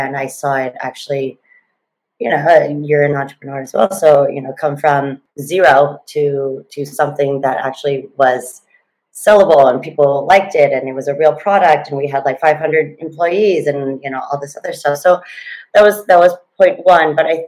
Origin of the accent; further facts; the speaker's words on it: Thailand; also born or lived in Oregon, United States / Fremont, California, United States; Long story is I was born in Oregon, moved down to Fremont, California, Silicon Valley, when I was two. Obviously not by choice. My dad was an industrial engineer, was there till I was 12. Dad got called back to politics, came back to Thailand, and then basically grew up here.